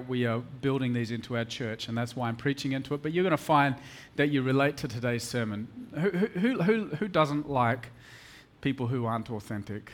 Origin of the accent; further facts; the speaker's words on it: Perth, Western Australia, Australia; moved away as an adult; now in Mumbai, India; I come from Perth, a little city of 2 million people, little Perth boy